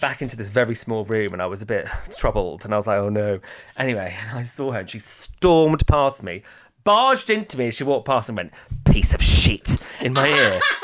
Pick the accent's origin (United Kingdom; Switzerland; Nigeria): United Kingdom; Hertfordshire, East of England; accent: posh; I sound a bit posh for where I'm from and from Hertfordshire